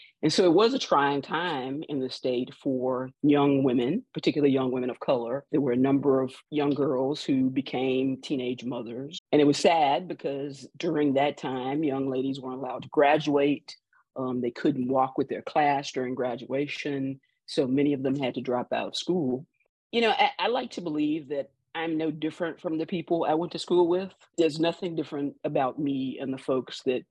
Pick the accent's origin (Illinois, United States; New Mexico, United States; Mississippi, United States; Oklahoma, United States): Mississippi, United States; Greenville; I grew up in Greenville, Mississippi.